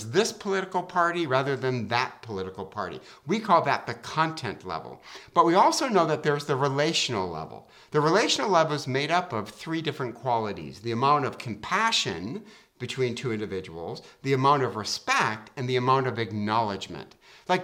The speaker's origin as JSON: {"language": "English", "town": "Detroit", "region": "Michigan", "country": "United States", "said": "I'm from Detroit"}